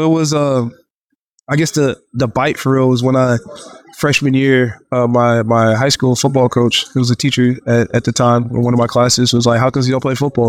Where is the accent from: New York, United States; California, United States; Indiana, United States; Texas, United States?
Texas, United States; Houston; I'm from Houston